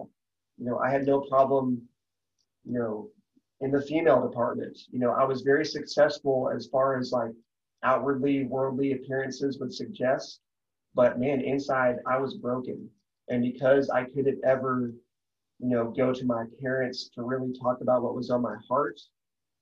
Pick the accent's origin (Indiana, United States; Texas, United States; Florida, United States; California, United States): Texas, United States; I got an even better job in the aerospace industry back in my home state of Texas